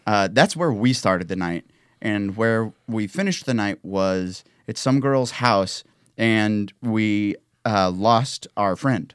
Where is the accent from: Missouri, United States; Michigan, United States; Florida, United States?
Missouri, United States; now in Nashville, United States; we played a show in my hometown